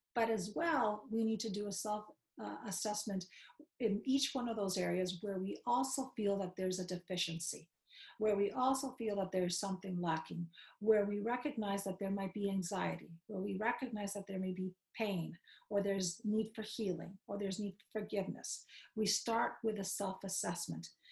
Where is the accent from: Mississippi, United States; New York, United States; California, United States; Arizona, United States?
New York, United States; New York City; I grew up in Queens. As a matter of fact, I grew up in the hood of Queens